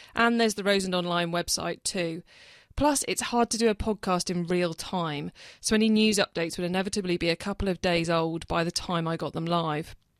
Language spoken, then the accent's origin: English; the Roseland, South West England, United Kingdom; moved away; I grew up on the Roseland, and about five years ago I moved back. I live here full-time